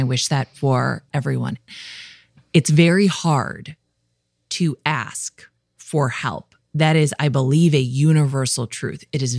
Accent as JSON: {"language": "English", "region": "Midwest", "country": "United States", "said": "I'm from the Midwest. We love talking about weather, okay?"}